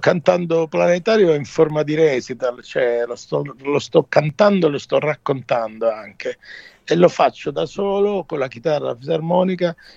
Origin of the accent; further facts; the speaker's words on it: Calabria, Italy; sono un calabrese, guardo il Mediterraneo e canto nella mia lingua